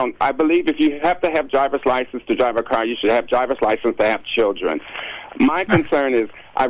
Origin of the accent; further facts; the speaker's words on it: North Carolina, United States; moved away; I'm the youngest of eight, originally from North Carolina. I was born to be a sharecropper.